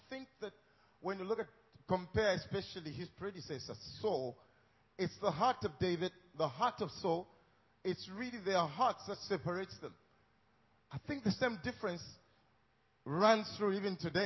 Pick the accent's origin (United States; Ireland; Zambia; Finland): Zambia; I'm from Africa, Zambia